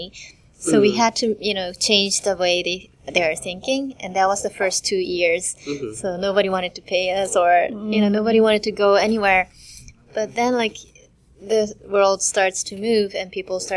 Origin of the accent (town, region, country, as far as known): Japan; English is a second language